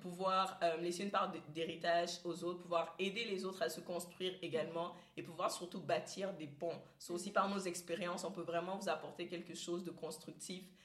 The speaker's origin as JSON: {"language": "French", "country": "Cameroon", "moved": "as an adult", "lives_now": "Canada", "said": "je viens du Cameroun"}